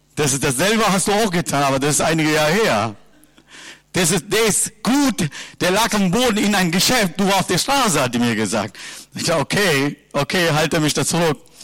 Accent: Sri Lanka; German is a second language; now in Germany; Ich komme aus Sri Lanka

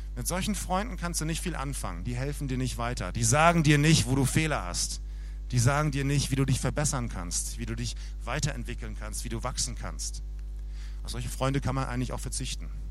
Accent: Germany; bei uns in Deutschland

